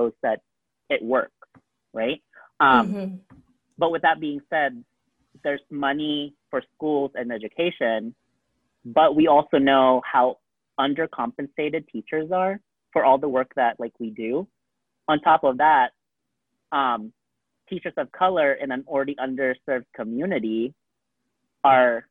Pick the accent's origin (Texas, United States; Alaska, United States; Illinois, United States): Alaska, United States; now in Las Vegas, United States; coming from Alaska, being, like, a whitewashed Filipino